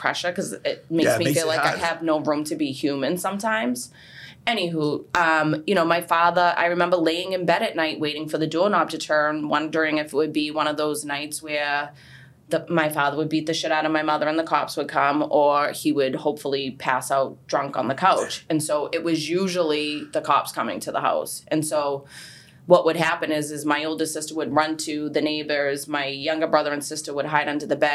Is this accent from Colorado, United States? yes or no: no; Boston, Massachusetts, United States; I grew up in Charlestown, everybody knows everybody